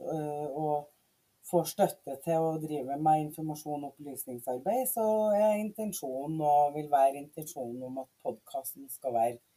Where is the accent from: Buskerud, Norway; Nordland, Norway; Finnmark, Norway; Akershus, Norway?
Nordland, Norway; Mosjøen; also born or lived in Trinidad and Tobago; jeg vokste opp i Mosjøen, eh, i Vefsn kommune, eh, som er oppe i nord.